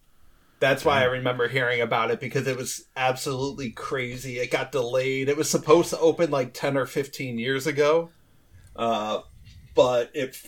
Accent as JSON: {"language": "English", "town": "Berea", "region": "Ohio", "country": "United States", "lives_now": "North Carolina, United States", "said": "Yeah, I'm from the Berea area, Strongsville, Parma."}